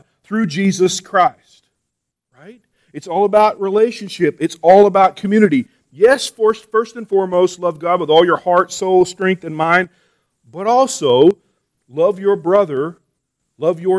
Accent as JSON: {"language": "English", "region": "New Mexico", "country": "United States", "said": "I'm from New Mexico"}